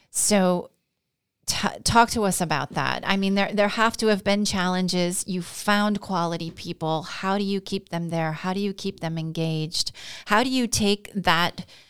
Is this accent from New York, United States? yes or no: yes; Glens Falls, New York, United States; grown up here, I've seen kind of the the ebb and the flow of the Glens Falls region.